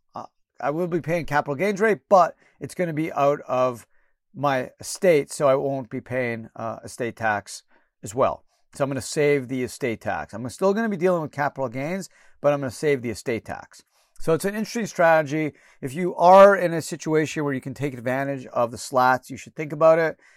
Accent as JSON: {"language": "English", "country": "Canada", "tie": "born or raised there", "moved": "yes", "said": "I was born in Canada"}